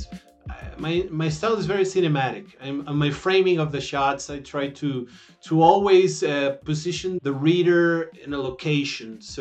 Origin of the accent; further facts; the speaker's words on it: Hermosillo, Sonora, Mexico; English is a second language; moved away as an adult; now in Mexico City, Mexico; I am from Hermosillo, Sonora, Mexico, and I live in Mexico City right now.